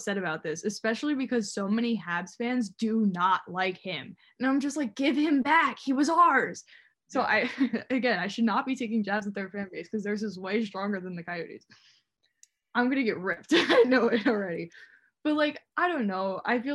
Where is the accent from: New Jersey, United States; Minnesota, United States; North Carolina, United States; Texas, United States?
New Jersey, United States; I'm also from the East Coast. I'm from New Jersey.